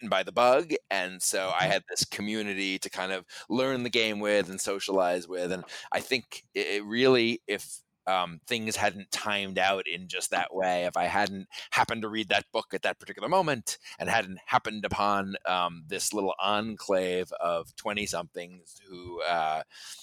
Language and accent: English; New York City, New York, United States; I grew up in New York City, actually, on Roosevelt Island